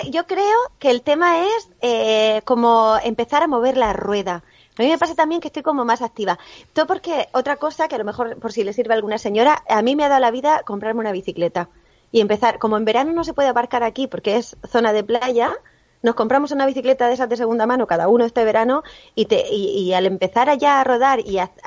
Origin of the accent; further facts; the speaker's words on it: Cali, Valle del Cauca, Colombia; Sí, claro, pero soy de Cali.